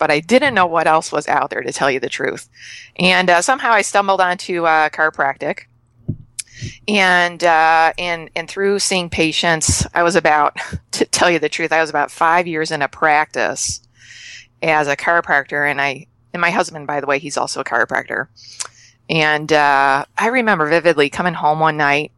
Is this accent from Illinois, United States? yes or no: yes; Chicago, Illinois, United States; moved away as an adult; now in Canada; I'm moving from Canada back to Chicago, where I'm born and raised.